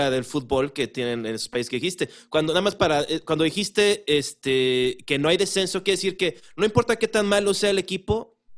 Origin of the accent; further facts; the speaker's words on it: Acapulco, Guerrero, Mexico; yo soy de Acapulco Guerrero.